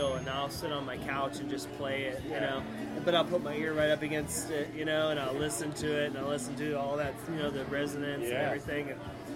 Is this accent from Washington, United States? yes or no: no; Sarasota, Florida, United States; also born or lived in New England / Appalachians; now in Gainesville, United States; I grew up in Sarasota.